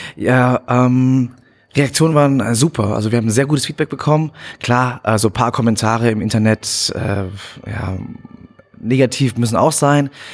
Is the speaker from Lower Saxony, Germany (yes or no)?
no; Münnerstadt, Bavaria, Germany; also born or lived in Bad Kissingen; ich bin geboren in Bad Kissingen, ähm, bin aber aufgewachsen im Asylheim in hm. Münnerstadt